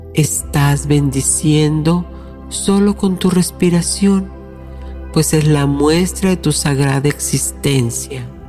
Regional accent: Mexico; mi ciudad natal en México

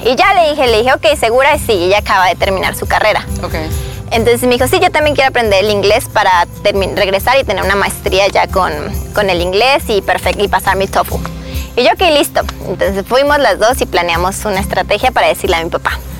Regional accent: Mexico; first language Spanish; now in United States; este no es mi país, yo soy mexicana. Y yo voy a México, hablo mi idioma y me entienden

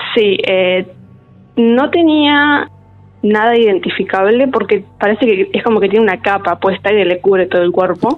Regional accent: Trelew, Chubut, Argentina; nacida y criada en Trelew

